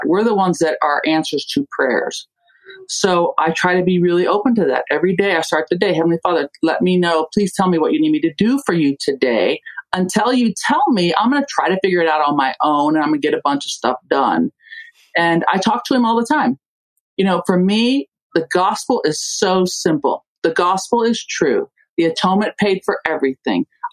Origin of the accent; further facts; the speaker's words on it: Germany; moved away; I grew up in Germany.